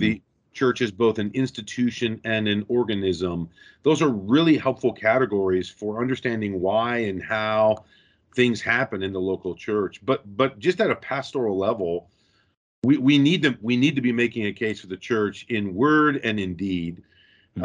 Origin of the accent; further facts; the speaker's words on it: Rockford, Illinois, United States; moved away as an adult; also born or lived in St Andrews, Scotland; I was born and raised in Rockford, Illinois